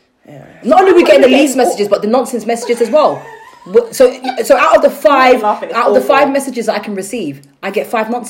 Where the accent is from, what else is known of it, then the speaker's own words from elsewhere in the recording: London, United Kingdom; also born or lived in Ghana; I'm from South London.